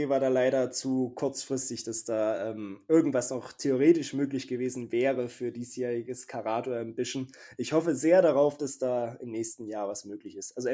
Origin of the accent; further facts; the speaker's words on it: Leipzig, Saxony, Germany; Leipzig, meine Heimatstadt.